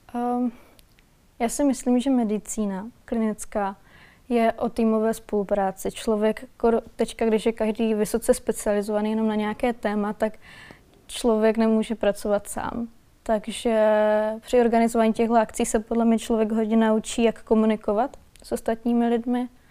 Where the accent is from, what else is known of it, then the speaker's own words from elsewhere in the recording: Valašské Meziříčí, Zlín Region, Czechia; moved away as an adult; also born or lived in Prague; Já pocházím z Valašského meziříčí a studovala jsem v Praze